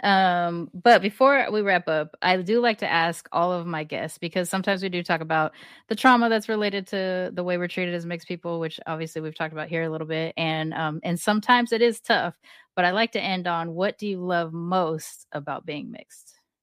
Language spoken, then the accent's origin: English; Long Beach, California, United States; I grew up in Long Beach.